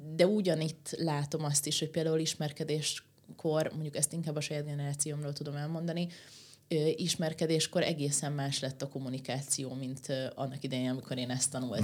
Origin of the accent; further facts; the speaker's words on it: Székesfehérvár, Fejér, Hungary; én meg Székesfehérváron nőttem föl